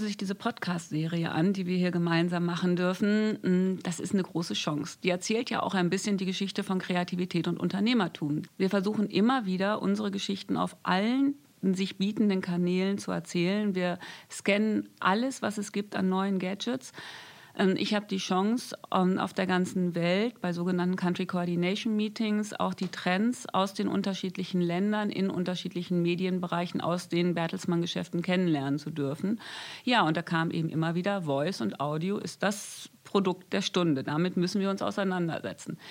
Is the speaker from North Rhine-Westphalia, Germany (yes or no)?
yes; North Rhine-Westphalia, Germany; Ich komme aus Ostwestfalen. Ich bin ein Kind vom Land. Das heißt, ich bin auch mit Natur aufgewachsen